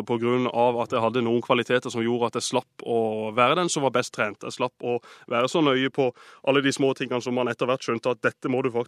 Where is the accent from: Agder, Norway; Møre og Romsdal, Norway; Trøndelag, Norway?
Agder, Norway; vi som er født og oppvokst på Sørlandet, det, vi er hjemmekjære